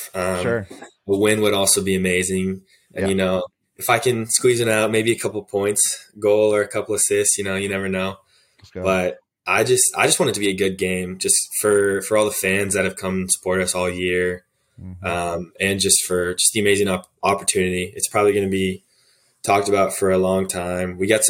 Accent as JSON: {"language": "English", "region": "Virginia", "country": "United States", "said": "I'm from Virginia, so I have to."}